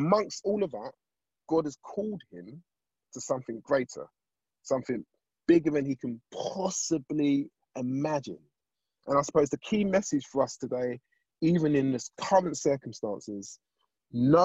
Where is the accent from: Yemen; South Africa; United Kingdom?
United Kingdom; London; I grew up in Southeast London